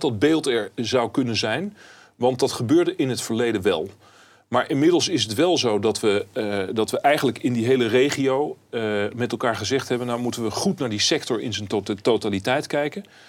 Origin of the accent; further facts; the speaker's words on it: Netherlands; wij als Nederlanders